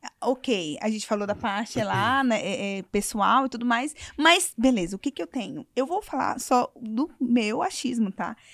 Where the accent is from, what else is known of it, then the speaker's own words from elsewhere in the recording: Manaus, Amazonas, Brazil; a gente é de Manaus